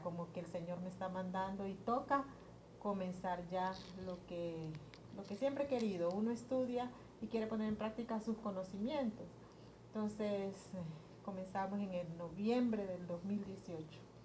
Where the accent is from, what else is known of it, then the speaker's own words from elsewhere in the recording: Honduras; nos ha sido un poco difícil como hondureños